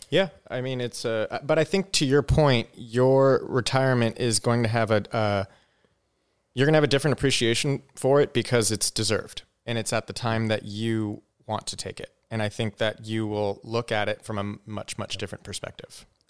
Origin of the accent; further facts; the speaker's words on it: Southern California, United States; I grew up in Southern California